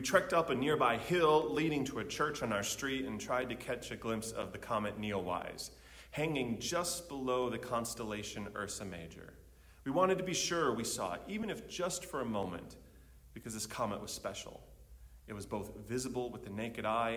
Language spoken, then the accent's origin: English; Chicago, Illinois, United States; my hometown of Chicago